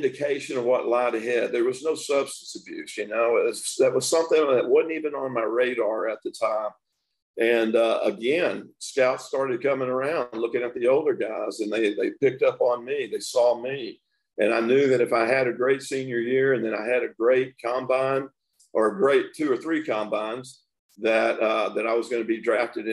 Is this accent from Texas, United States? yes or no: yes; Tyler, Texas, United States; moved away as an adult; Tyler, Texas, and growing up in East Texas